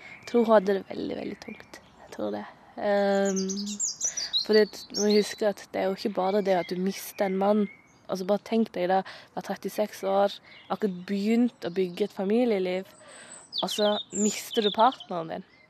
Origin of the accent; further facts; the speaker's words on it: Moi, Agder, Norway; accent: Sørlandet dialect; Jeg er født og oppvokst på Moi, ei lita bygd i Norge